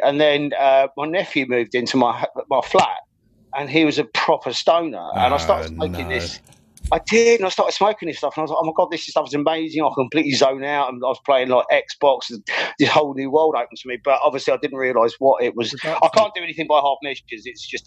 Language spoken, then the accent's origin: English; Ireland; I grew up in Ireland.